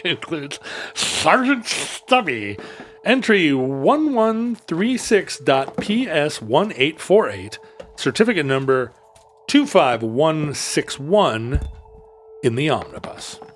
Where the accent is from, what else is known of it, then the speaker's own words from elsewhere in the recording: Alaska, United States; Growing up in Alaska in the seventies